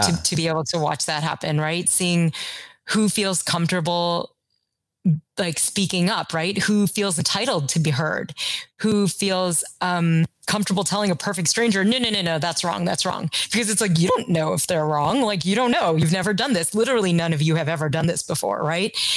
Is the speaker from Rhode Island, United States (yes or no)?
no; Kentucky, United States; I grew up in Kentucky